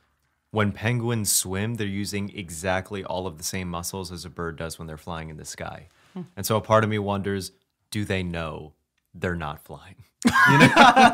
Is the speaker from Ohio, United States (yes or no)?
no; Brooklyn, New York, United States; Always, like I grew up in Brooklyn, and I actually memorized the sounds that trains made as they were coming into the station.